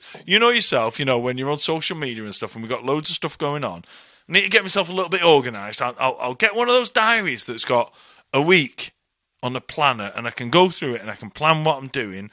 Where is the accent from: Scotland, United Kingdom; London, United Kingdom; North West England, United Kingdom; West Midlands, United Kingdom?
North West England, United Kingdom; Bury; moved away as an adult; Manchester, Bury, just north of Manchester